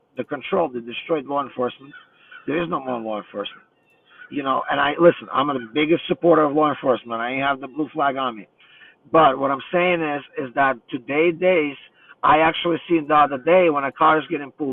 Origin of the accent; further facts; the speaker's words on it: New York City, New York, United States; now in Pennsylvania, United States; I originally am from New York. I grew up in Brooklyn, New York